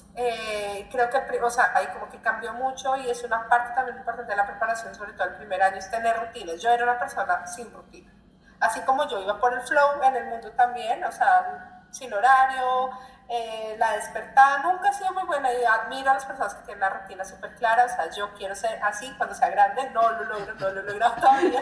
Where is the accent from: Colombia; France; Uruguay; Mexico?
Colombia; moved away as an adult; now in Brazil; colombiana que vive en Brasil, ya cinco años